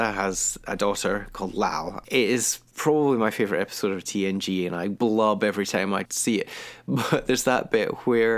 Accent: Kilwinning, Scotland, United Kingdom; also born or lived in Glasgow / Edinburgh; I grew up in a town called Kilwenning, which is in the west coast of Scotland

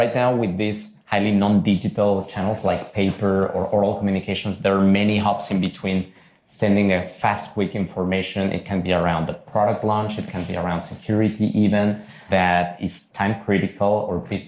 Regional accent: Mexico City, Mexico; moved away as an adult; now in Zurich, Switzerland; Was born and raised in Mexico City. Yeah. I lived there my first 19 years, then moved to Zurich to do my studies at ETH

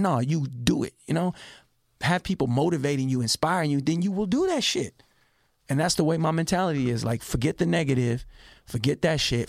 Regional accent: Richmond, California, United States; I'm a kid from Richmond, California that was teased

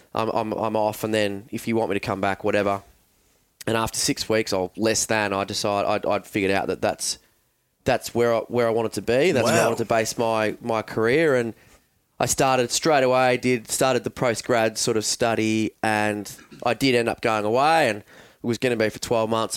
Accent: Mount Eliza, Victoria, Australia; also born or lived in Frankston; I grew up down on the Mornington Peninsula

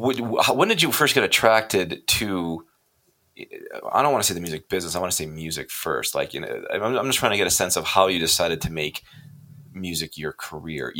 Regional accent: Kenosha, Wisconsin, United States; moved away; I'm from Kenosha.

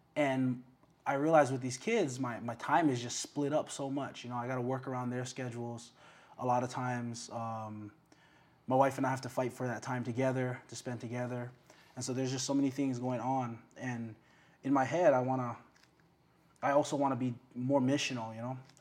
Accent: Waipahu, Hawaii, United States; also born or lived in Waianae; born in Waianae, grew up in Waipahu

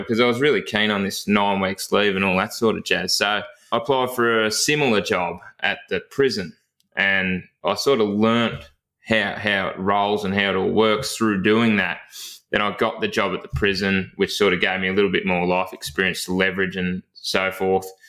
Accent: Chewton, Victoria, Australia; I actually grew up in a, a, town called Chewton, which is about eight kilometres from Castlemaine

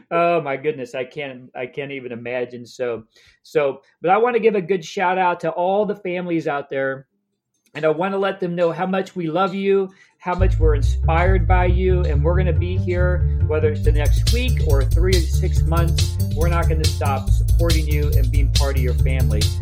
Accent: Kansas, United States; I grew up in Kansas

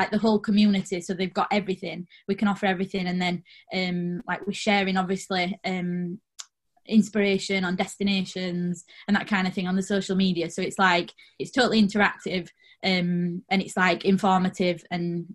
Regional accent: Rotherham, Yorkshire and the Humber, United Kingdom; I'm from Rotherham, small town

